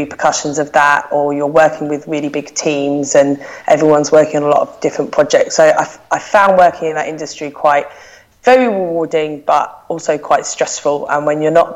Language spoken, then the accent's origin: English; London, United Kingdom; moved away as an adult; now in Manchester, United Kingdom; I live in Manchester. I'm originally from South London, as you'll be able to tell by my voice.